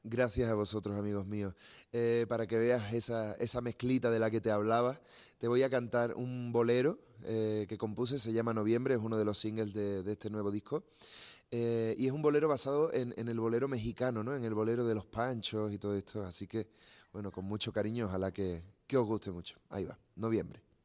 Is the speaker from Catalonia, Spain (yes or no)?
no; Andalusia, Spain; yo vengo de Andalucía, ¿no? Del sur de España